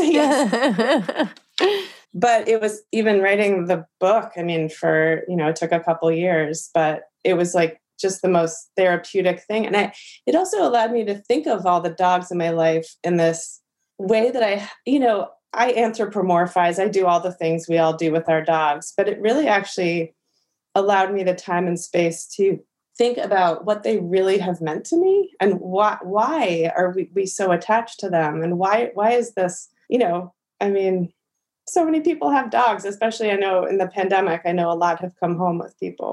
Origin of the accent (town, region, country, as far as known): New York City, New York, United States; born or raised there; also born or lived in Miami / Los Angeles